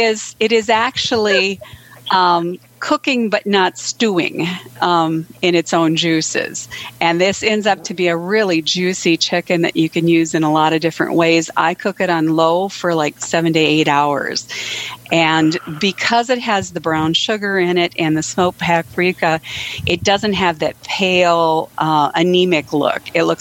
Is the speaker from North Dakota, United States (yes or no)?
yes; Edgeley, North Dakota, United States; Good evening. This is … I'm from Edgeley, North Dakota.